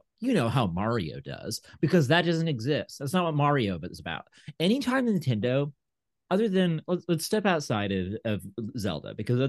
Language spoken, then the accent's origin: English; the South, United States; I'm from the South.